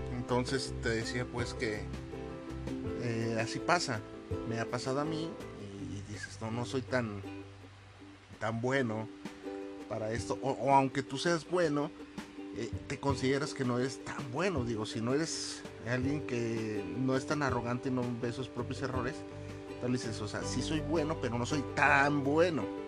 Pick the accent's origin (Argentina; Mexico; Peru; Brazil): Mexico; Acá en México, en mi país